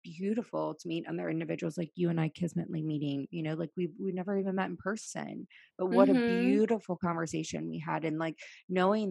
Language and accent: English; Virginia, United States; moved away as an adult; also born or lived in Washington, D.C. / San Diego; I grew up in Virginia